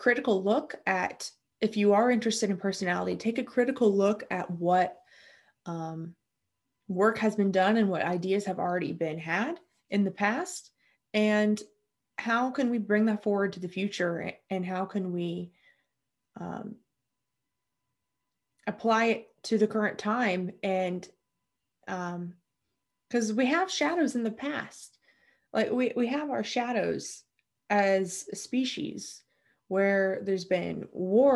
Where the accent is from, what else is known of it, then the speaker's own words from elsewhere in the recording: United States; I'm American